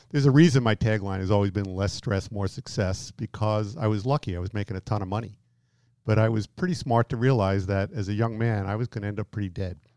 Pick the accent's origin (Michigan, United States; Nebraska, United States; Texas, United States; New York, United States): New York, United States; moved away; i have been out here 18 years, and I've been told that my accent has really you know, decreased. People rarely know that I'm from New York.